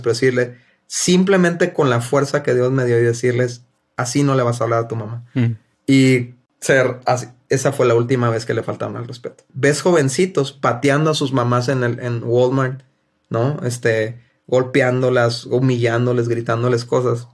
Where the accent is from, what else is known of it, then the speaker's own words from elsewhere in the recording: Mexico; somos mexicanos